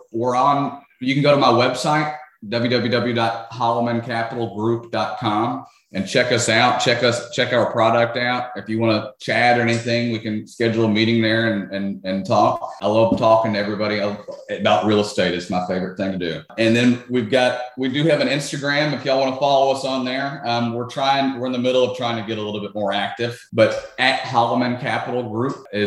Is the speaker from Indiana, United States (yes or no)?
no; Memphis, Tennessee, United States; now in Orlando, United States; I grew up in Memphis